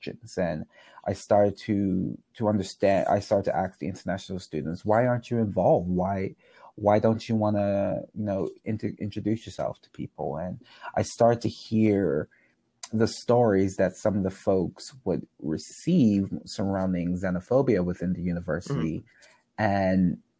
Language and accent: English; Bermuda; I grew up in Bermuda